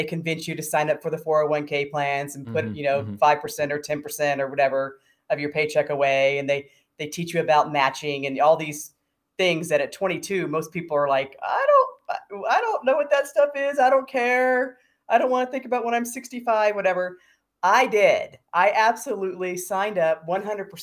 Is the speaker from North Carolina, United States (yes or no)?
no; San Diego, California, United States; moved away as an adult; also born or lived in Florida / Denver, Colorado; now in Ajijic, Mexico; I grew up in San Diego. So I call myself a multi-coastal American.